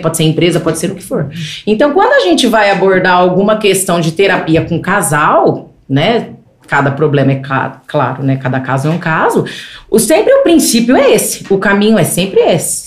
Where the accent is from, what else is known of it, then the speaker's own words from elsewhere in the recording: Greater São Paulo, Brazil; Eu fui criada na Grande São Paulo. Eu fui criada em apartamento.